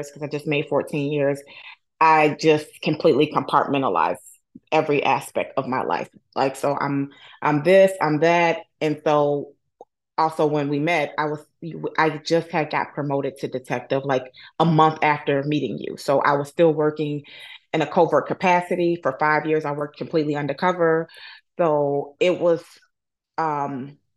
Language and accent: English; Chicago, Illinois, United States; I'm born and raised in Chicago, Illinois